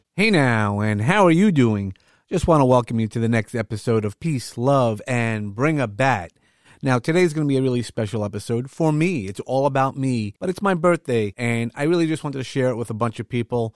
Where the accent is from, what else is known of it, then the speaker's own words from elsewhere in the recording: New York City, New York, United States; I come from Brooklyn, if you didn't notice from the accent that I have